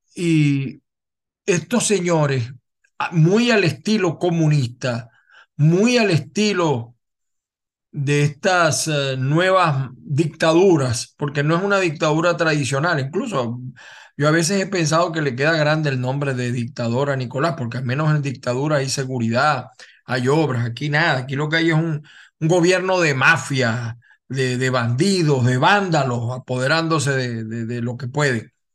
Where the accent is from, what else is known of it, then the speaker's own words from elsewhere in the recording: Venezuela; como venezolano